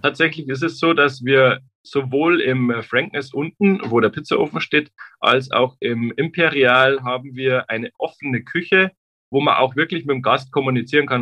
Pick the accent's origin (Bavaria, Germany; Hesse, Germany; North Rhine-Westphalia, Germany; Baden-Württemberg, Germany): Bavaria, Germany; Traunstein; now in Nuremberg, Germany; ich komme aus Traunstein, wie gesagt, am Chiemsee